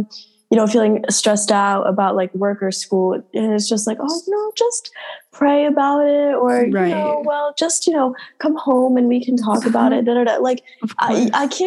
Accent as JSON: {"language": "English", "country": "United States", "tie": "born or raised there", "said": "We're literally American"}